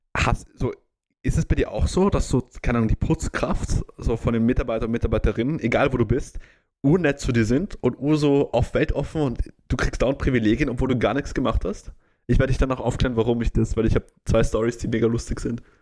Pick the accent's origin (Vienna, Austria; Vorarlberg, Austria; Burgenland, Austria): Vienna, Austria; Wien ist meine Heimat. Da komme ich her